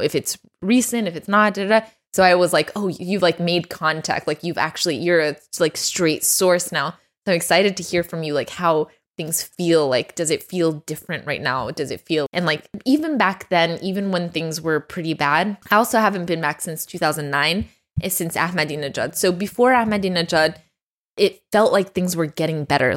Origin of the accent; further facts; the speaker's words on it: Dallas, Texas, United States; being a Texan, an Iranian